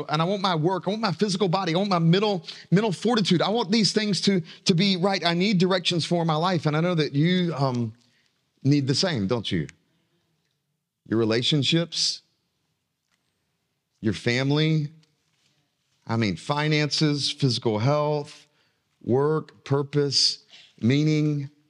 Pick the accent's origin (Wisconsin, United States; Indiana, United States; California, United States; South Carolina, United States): South Carolina, United States; I grew up in South Carolina, and my family, except for me, they're all still in South Carolina, okay? And I've got great affection for South Carolina, you know, but I love being in North Carolina now.